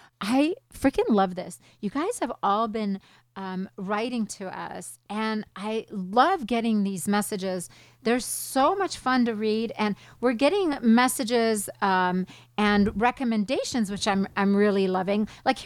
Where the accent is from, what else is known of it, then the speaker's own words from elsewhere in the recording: California, United States; I grew up in Orange County and I'm still here, married, 5 kids.